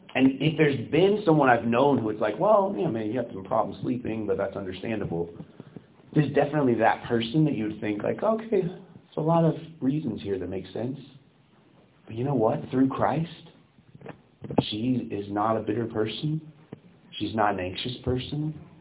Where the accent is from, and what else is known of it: United States